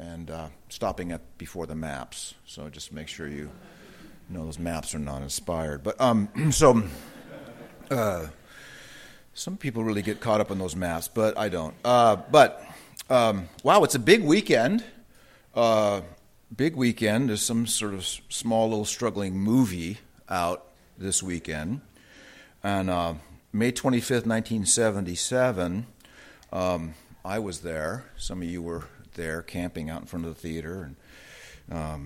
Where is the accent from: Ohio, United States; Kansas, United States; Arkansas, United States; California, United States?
California, United States; Southern; I grew up in Southern California